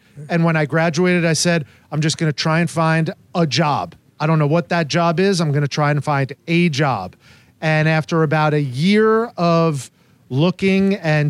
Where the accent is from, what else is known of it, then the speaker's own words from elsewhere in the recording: New Jersey, United States; moved away as an adult; also born or lived in Montana / Syracuse, New York; now in St. Petersburg, United States; I grew up in New Jersey. I grew up going to Madison Square Garden and Yankee Stadium and places like that.